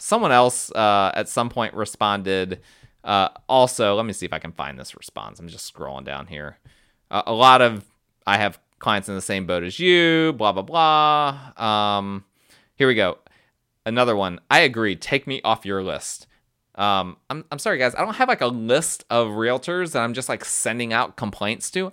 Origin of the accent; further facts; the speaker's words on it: New Jersey, United States; moved away; I'm, I'm from North Jersey, and that North Jersey side comes out sometimes